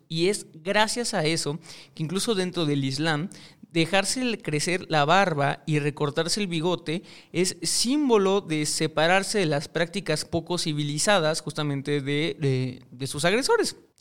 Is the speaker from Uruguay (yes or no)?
no; Mexico; yo soy mexicano